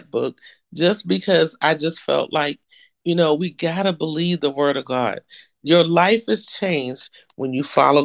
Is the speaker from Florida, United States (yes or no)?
no; Texas, United States; moved away as an adult; I'm from Texas. I was never coming back to Texas